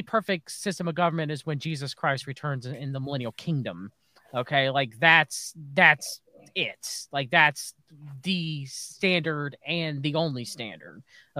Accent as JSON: {"language": "English", "country": "United States", "said": "As an American"}